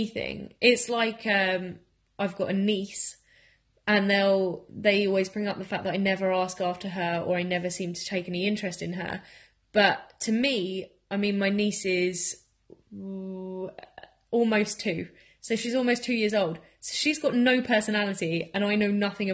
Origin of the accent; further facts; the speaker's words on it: Margate, South East England, United Kingdom; now in Bournemouth, United Kingdom; I also live in Bournemouth and I'm from Margate